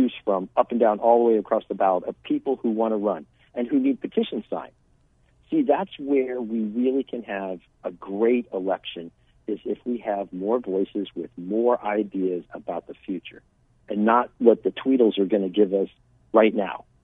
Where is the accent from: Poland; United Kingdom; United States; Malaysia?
United States; San Diego, California; born there; now in Arizona, United States; Quickly, I was born in San Diego. My father was a Navy fighter pilot traveled around. Uh, I ended up in Arizona in '82 with the with the military.